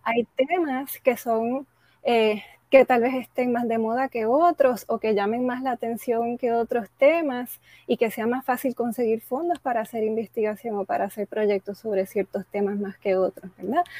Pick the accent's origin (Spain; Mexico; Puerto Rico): Puerto Rico; San Juan; also born or lived in United States / Panama; yo nací en San Juan. Mis padres vinieron a Puerto Rico de otros países, pero aquí he vivido la mayoría de mi vida